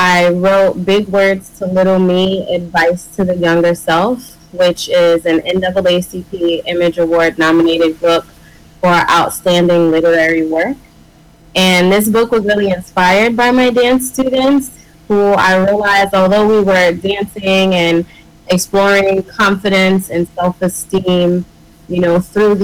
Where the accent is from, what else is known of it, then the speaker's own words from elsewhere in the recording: Springfield, Massachusetts, United States; I'm originally from Springfield, Massachusetts.